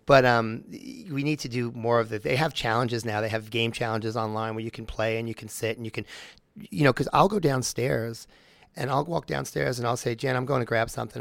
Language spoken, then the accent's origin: English; Long Island, New York, United States; moved away; I'm from New York, so I go home to New York quite a bit. And I'm in Long Island